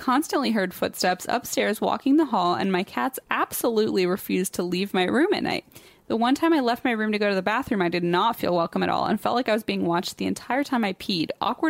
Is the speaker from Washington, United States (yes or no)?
no; Leesburg, Virginia, United States; born and raised in Leesburg, but migrated because I'm poor as bold fuck.